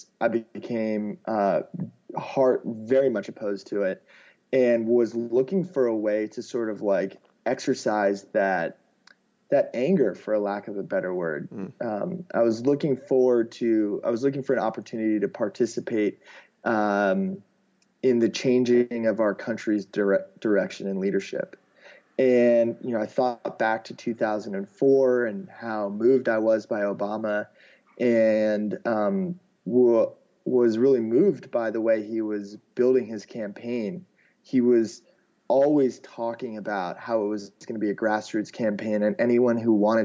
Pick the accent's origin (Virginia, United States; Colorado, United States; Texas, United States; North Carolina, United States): Virginia, United States; Alexandria; moved away as an adult; also born or lived in Australia; I grew up outside of Washington, D.C., in a town called Alexandria, Virginia, which is really close to the Capitol